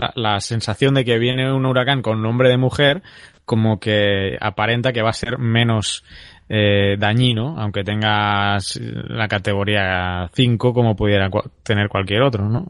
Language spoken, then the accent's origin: Spanish; Terrassa, Catalonia, Spain; en mi ciudad, en Tarrasa, que es donde mi ciudad natal